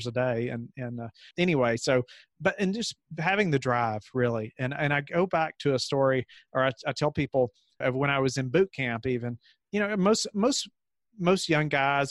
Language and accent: English; Kentucky, United States; moved away as an adult; now in Virginia, United States; I grew up in Kentucky. And then we moved to Virginia for this position